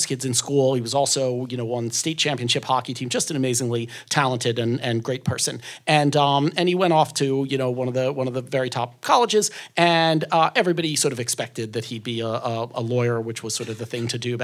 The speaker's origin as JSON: {"language": "English", "town": "Philadelphia", "region": "Pennsylvania", "country": "United States", "tie": "born or raised there", "said": "I grew up in Philadelphia"}